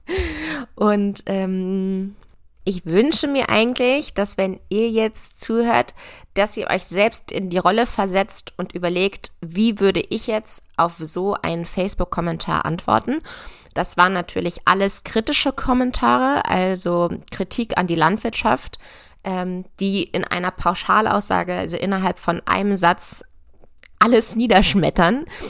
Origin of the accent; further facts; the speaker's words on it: near Hanover, Lower Saxony, Germany; also born or lived in Göttingen / Berlin; ich komme aus der Nähe von Hannover